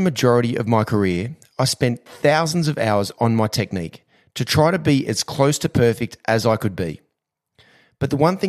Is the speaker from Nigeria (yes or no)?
no; Ipswich, Queensland, Australia; as a young kid growing up in Ipswich in Queensland